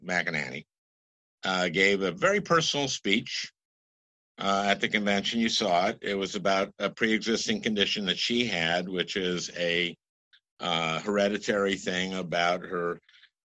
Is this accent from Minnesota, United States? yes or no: yes; Minnesota, United States; I'm from Minnesota